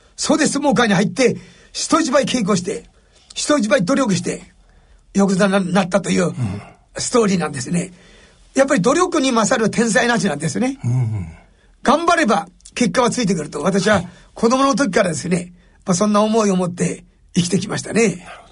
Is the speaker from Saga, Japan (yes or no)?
no; Ashoro, Hokkaido, Japan; 北海道、阿蘇郡、うん、阿蘇町、お用地というですね、あの、山の中です。昭和36年までランプ生活でした